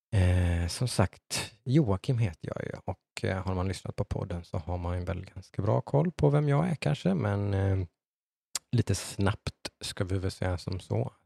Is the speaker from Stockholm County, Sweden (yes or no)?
no; Äng, Jönköping County, Sweden; also born or lived in Eksjö; uppvuxen i ett litet samhälle som heter Äng utanför Nässjö